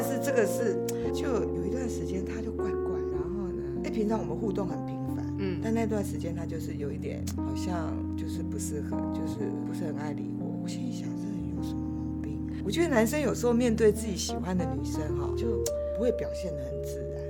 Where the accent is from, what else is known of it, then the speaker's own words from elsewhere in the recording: Kaohsiung, Taiwan; moved away as an adult; 我是从南部来，不从高雄来的，然后我们南部人